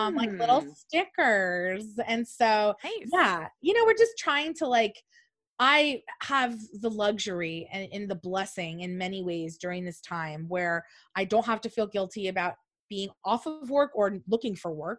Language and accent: English; Buena Park, California, United States; I'm from Orange County